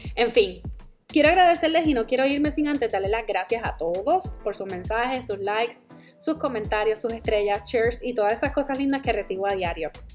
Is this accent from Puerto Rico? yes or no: yes; Puerto Rico; moved away as an adult; also born or lived in New York / New Jersey; now in United States; Yo soy la boricua fuera de la isla